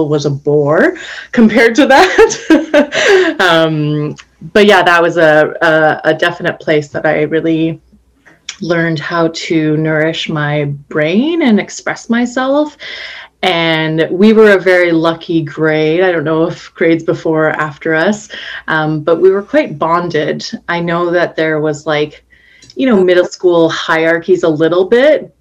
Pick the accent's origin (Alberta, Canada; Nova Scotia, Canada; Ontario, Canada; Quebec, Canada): Alberta, Canada; Calgary; moved away as an adult; also born or lived in Medicine Hat, Alberta; now in Vancouver, Canada; I grew up in Alberta. I was born in Medicine Hat, and when I was 7 years old, moved to Calgary and was there on and off between the two cities growing up